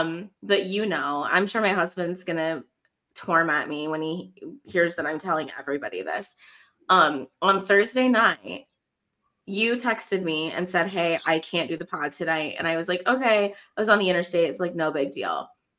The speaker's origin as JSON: {"language": "English", "region": "South Dakota", "country": "United States", "also_born_or_lived": "South Carolina", "moved": "as an adult", "lives_now": "Ohio, United States", "said": "granted, I did move from South Carolina, but I would tell people like, oh, I only lived in South Carolina for 2 years. I'm from South Dakota originally."}